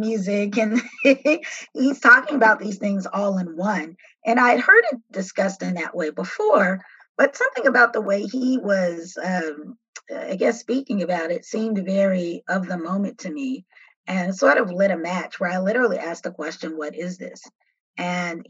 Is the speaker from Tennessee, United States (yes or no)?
no; Chicago, Illinois, United States; also born or lived in Atlanta; I grew up in Chicago on the South Side